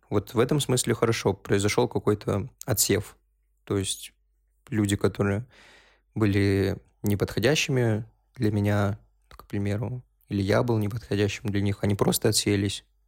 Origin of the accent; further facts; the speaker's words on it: North Caucasus, Russia; also born or lived in Uzbekistan; now in Moscow, Russia; Я из Кавказа